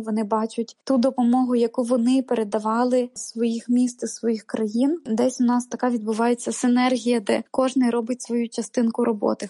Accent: Ukraine; moved away as an adult; моє рідне місто, в якому я народилась і прожила 25 років свого життя.

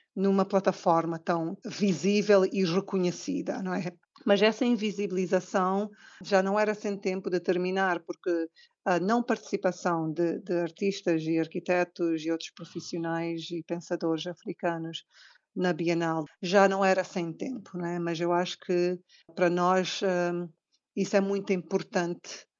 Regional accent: Cape Verde; como cabo-verdianos, temos todo o orgulho de, de apresentar-nos como tal

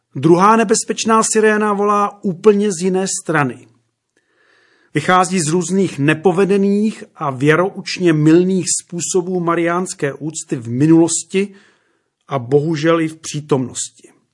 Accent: Červený Kostelec, Hradec Králové Region, Czechia; u nás doma v Podkrkonoší, v malém podhorském městě jménem Červený kostelec

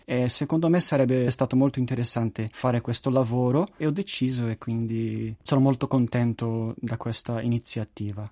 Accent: Brazil; io sono brasiliano

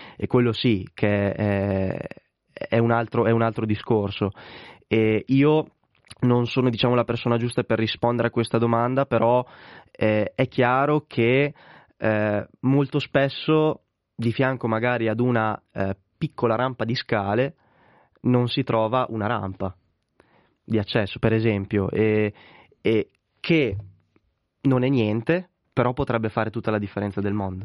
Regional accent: Correggio, Emilia-Romagna, Italy; in una squadra di parrocchia del mio paese che è Correggio in provincia di Reggio Emilia

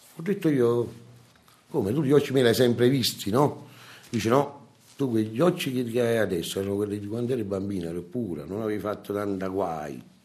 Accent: Naples, Campania, Italy; A Napoli, io sono napoletano

